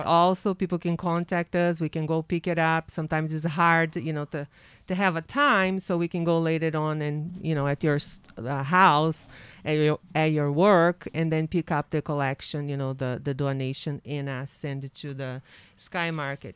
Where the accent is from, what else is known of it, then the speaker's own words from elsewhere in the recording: Brazil; English is a second language; moved away as an adult; now in New Hampshire, United States; I work and I study and work at the university that I graduated in Brazil, and I became a teacher there